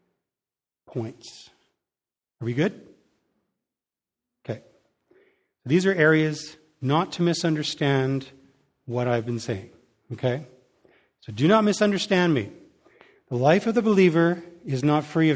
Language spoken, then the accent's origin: English; Canada; we, as a Canadian people